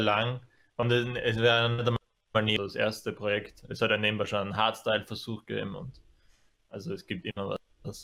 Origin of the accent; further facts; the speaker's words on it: Apfelland, Styria, Austria; now in Graz, Austria; Keine originären Grazer, sondern wir kommen ja eigentlich aus der Kürbisgegend. Ja. Eigentlich noch spezifisch aus dem Apfelland.